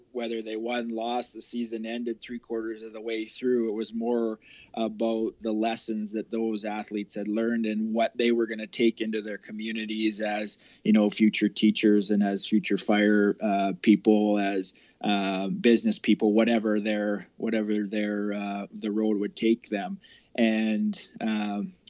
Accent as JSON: {"language": "English", "town": "Olds", "region": "Alberta", "country": "Canada", "tie": "born or raised there", "said": "I drove in and out of the city from my hometown in Olds to Calgary"}